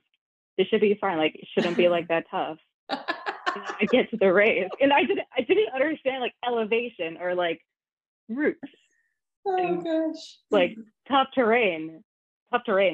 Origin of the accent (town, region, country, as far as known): New York City, New York, United States; born or raised there